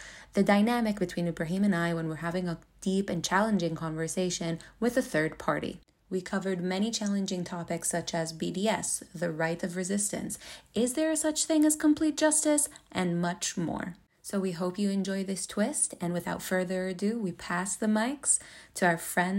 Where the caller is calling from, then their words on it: Melbourne, Victoria, Australia; I'm joining you from Melbourne, also known as Naam in Australia.